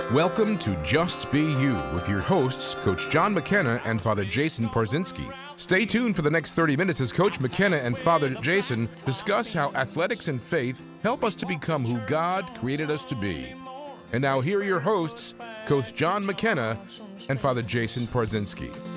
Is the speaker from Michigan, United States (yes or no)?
yes; Chelsea, Michigan, United States; I was born in Chelsea, Michigan